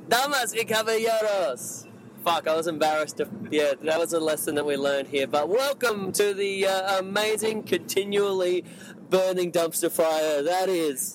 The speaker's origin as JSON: {"language": "English", "country": "Mexico", "moved": "yes", "said": "I come from Mexico"}